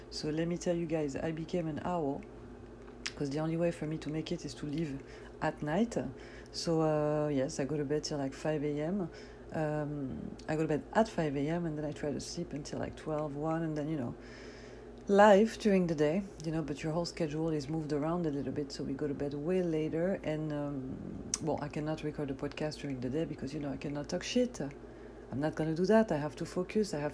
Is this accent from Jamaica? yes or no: no; France; born there; As you know, yes, I was born in France, but my parents are Algerian from North Africa, so we fast, you know, Muslim people.